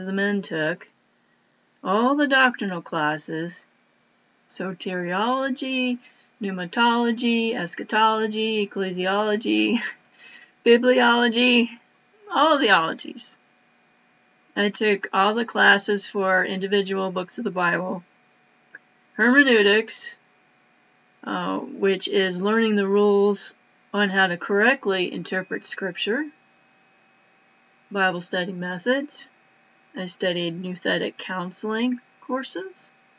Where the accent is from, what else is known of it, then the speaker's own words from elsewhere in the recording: East Coast, United States; I'm originally from the East Coast.